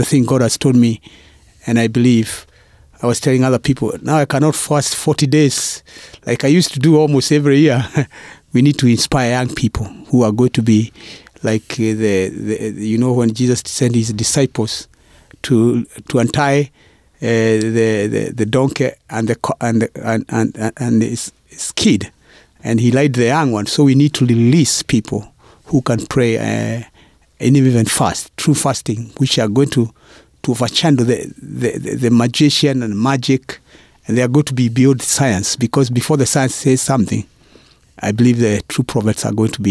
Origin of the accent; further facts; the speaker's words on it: Kenya; moved away as an adult; also born or lived in United States; now in Northwest, United States; Now I'm a Kenyan citizen, and I'm an American citizen now